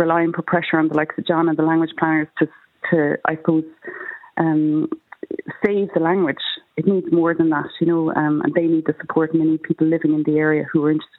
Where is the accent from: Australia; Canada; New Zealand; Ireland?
Ireland; Dingle, Munster; also born or lived in Cork; Well, I'm from Dingle, working in Cork, so I go between the two places.